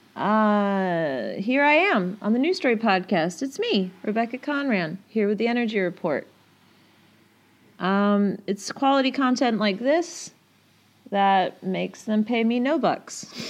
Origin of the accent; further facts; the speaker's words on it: Yorkshire and the Humber, United Kingdom; I'm a Yorkshire lass, so that is actually how people speak where I'm from.